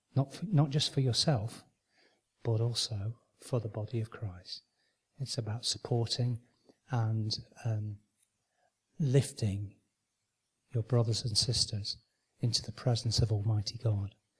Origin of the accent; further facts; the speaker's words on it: Manchester, North West England, United Kingdom; I was born and brought up in Manchester